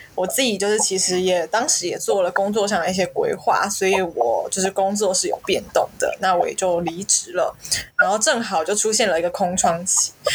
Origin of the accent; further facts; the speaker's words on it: Taiwan; also born or lived in Shanghai, China; now in Malaysia; 我们身为台湾人